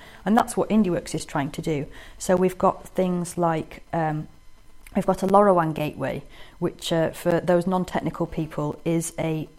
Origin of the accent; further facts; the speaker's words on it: Harrogate, Yorkshire and the Humber, United Kingdom; I was born in Harrogate, born and bred, in the hospital, isn't there anymore, on Knaresborough Road